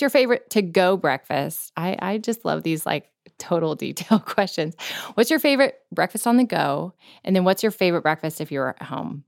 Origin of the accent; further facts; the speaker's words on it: Florida, United States; we grew up in Florida, which didn't really count as the South